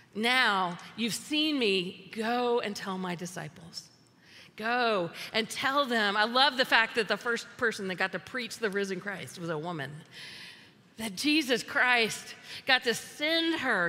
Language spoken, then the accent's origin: English; the South, United States; I'm from the South